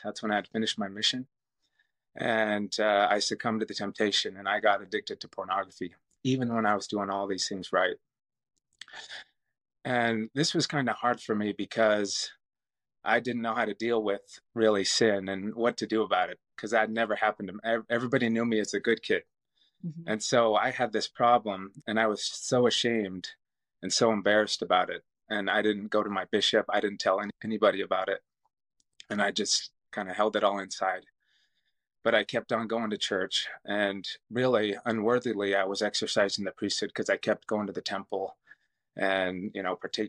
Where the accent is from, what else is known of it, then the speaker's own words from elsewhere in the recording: St. George, Utah, United States; I grew up here in St. George, actually. This is my hometown